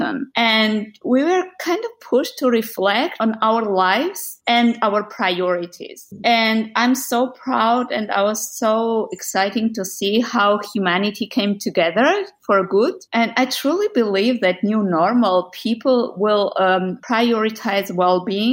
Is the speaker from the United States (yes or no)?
no; Georgia; moved away as an adult; also born or lived in Netherlands; I was born in Georgia